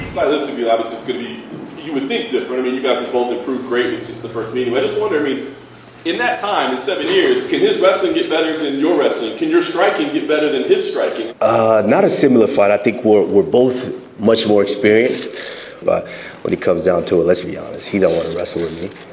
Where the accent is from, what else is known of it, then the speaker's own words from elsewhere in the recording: Georgia; English is a second language; moved away; I grew up in Georgia.